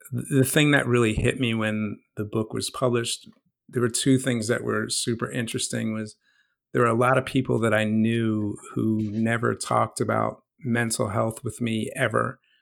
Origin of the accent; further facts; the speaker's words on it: New Jersey, United States; also born or lived in Oaklyn, New Jersey; growing up in South Jersey in the, the late 70s and the 80s and early 90s